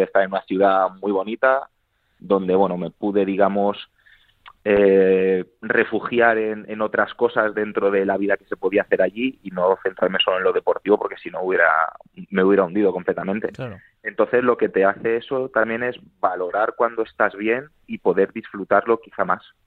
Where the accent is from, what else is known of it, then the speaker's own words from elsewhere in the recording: Madrid, Community of Madrid, Spain; yo soy de Madrid